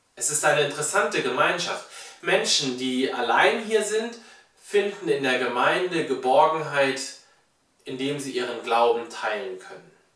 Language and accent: German; Germany; wir als Deutsche